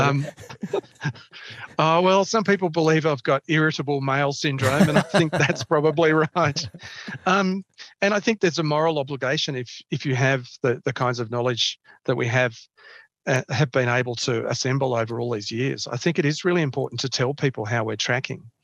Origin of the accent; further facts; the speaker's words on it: Canberra, Australian Capital Territory, Australia; also born or lived in Melbourne; I played, played football, uh, soccer in, in Canberra when I was growing up here. I, I was born in Melbourne, was in Melbourne for about ten years, and then my, my family moved here to, to Canberra.